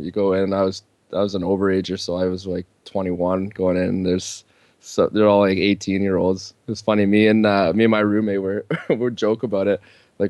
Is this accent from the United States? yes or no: no; Canada; as a Canadian